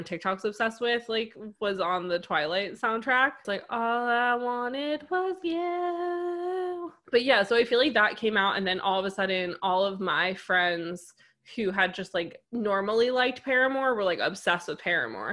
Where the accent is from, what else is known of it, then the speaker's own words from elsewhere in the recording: United States; I grew up like right outside New York City